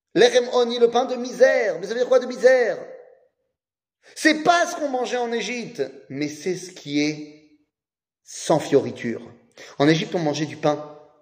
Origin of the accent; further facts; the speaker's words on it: France; moved away; juif qui vient de France